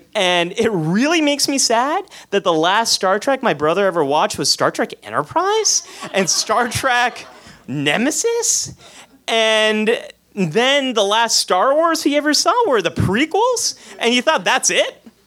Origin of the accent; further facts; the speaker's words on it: San Jose, California, United States; I was born in San Jose, California, but you probably know this place as Silicon Valley. And I came of age right after the PC revolution